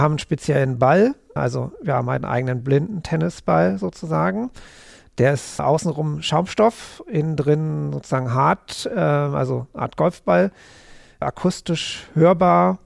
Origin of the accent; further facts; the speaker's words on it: Berlin, Germany; ich bin Berliner, auch wenn ich jetzt gar nicht so groß Berliner, aber genau, bin Berlin-Wimmersdorf geboren